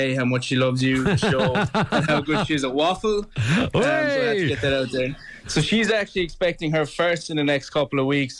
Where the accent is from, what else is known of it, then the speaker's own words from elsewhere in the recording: Limerick, Munster, Ireland; now in New York City, United States; So I'm originally from Limerick. I'm of a family of five. I have two older sisters.